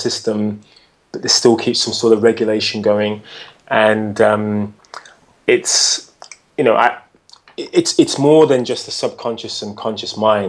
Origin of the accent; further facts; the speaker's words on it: United Kingdom; as a British guy.